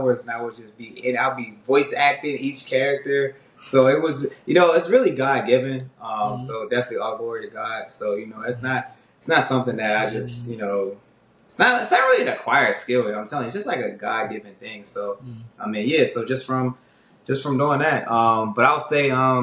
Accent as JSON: {"language": "English", "town": "Severn", "region": "Maryland", "country": "United States", "tie": "born or raised there", "said": "I grew up in Anne Arundel County, specifically Seven Oaks"}